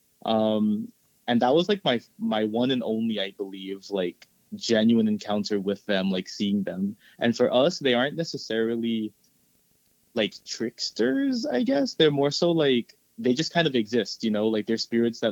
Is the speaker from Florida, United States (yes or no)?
yes; Florida, United States; also born or lived in El Salvador; my family and I grew up here in Florida